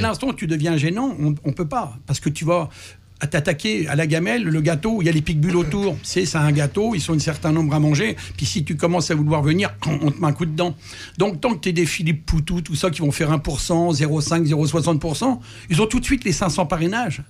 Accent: France; moved away as an adult; now in Canada; je suis né en France

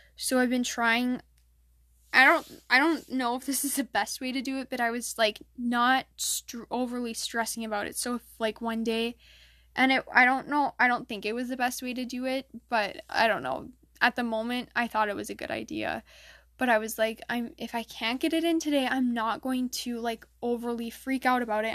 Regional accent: Michigan, United States; in my state, I'm from Michigan

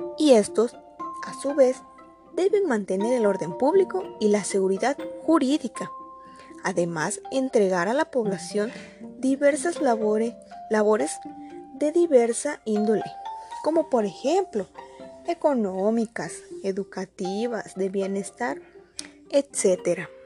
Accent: Mexico; Soy orgullosamente mexicana

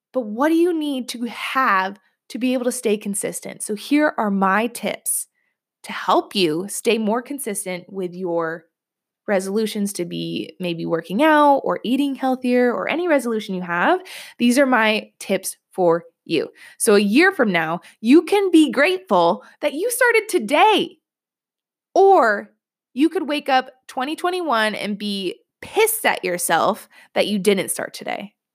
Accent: New York, United States; I'm from New York. I live in New York.

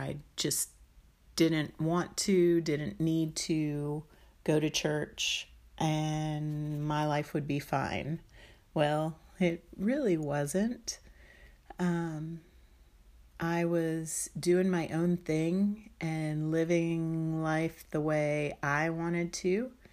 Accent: D.C., Maryland outside of Washington, United States; I grew up in Maryland outside of Washington, D C

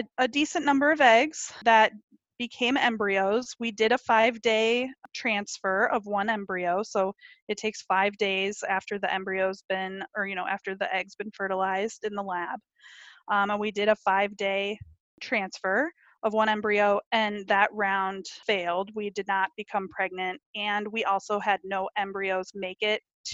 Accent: Minneapolis, Minnesota, United States; moved away; I'm from the Minneapolis area

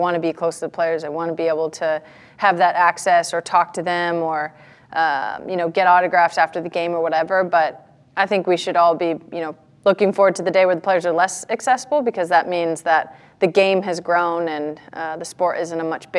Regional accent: United States; from the United States.

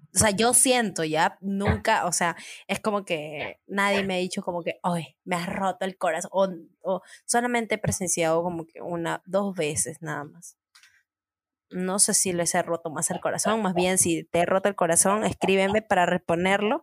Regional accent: San Martín de Porres, Lima, Peru; also born or lived in San Juan de Miraflores, Lima; yo he vivido toda mi infancia en San Martín de Porres, a San Juan de Miraflores

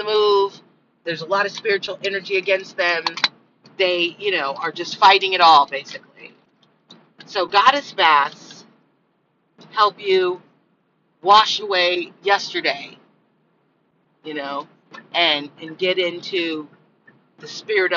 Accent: Miami, Florida, United States; growing up in Miami

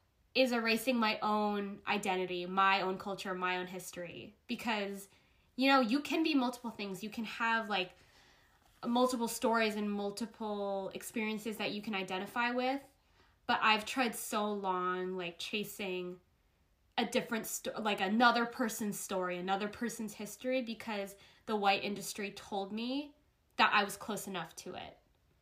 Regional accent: United States; I want to do things where I'm a Filipino American.

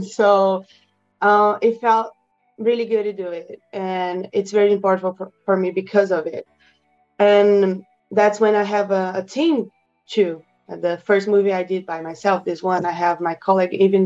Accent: Brazil; I'm from Brazil.

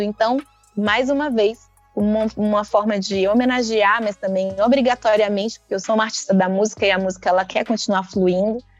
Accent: Recôncavo, Bahia, Brazil; Nasci aqui na Bahia, mas eu nasci no recôncavo da Bahia

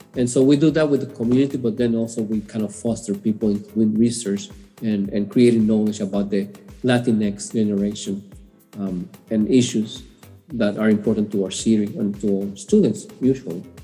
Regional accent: Puerto Rico; English is a second language; moved away as an adult; also born or lived in New York City; now in Houston, United States; I was born in New York City uh, at young age of two and a half, moved back to Puerto Rico, where my parents are from, and grew up there

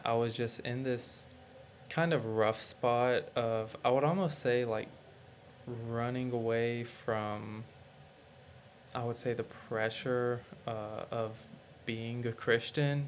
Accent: Kentucky, United States; also born or lived in Savannah, Georgia; now in Florence, United States; I was born in Savannah, Georgia. My dad was military and he just got out. So we moved to Kentucky, which is where I've lived for the longest. I was there for 8 years.

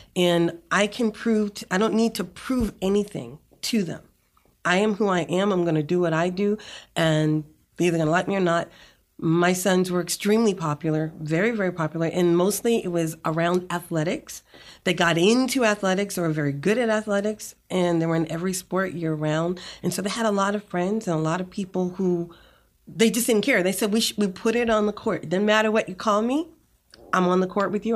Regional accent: Boston, Massachusetts, United States; moved away as an adult; now in Rio Grande Valley, Texas, United States; I'm from Boston, Massachusetts, and I was bused to an all-white school

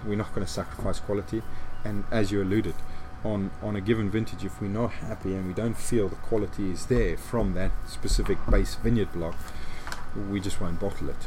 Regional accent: just outside of Johannesburg, Gauteng, South Africa; now in Stellenbosch, South Africa; I grew up just outside of Johannesburg and went to school in Johannesburg

